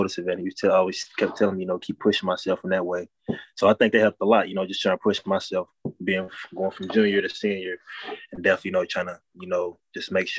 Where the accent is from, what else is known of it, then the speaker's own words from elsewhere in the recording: Louisville, Kentucky, United States; coming from Louisville, being born and raised